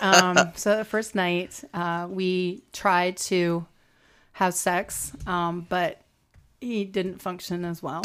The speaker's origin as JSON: {"language": "English", "country": "United States", "said": "we're American"}